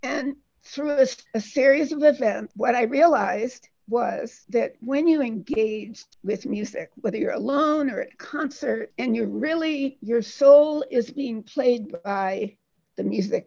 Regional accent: Detroit, Michigan, United States; I was born in Detroit, Michigan

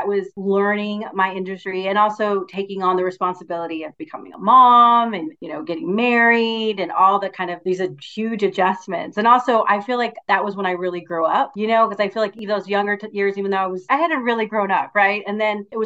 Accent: Houston, Texas, United States; also born or lived in West Virginia; I grew up in Houston

